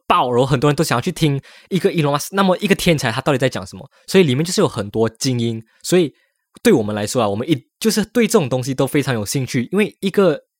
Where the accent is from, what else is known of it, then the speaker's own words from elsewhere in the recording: Malaysia; now in Taiwan; 我们 Malaysians 在台湾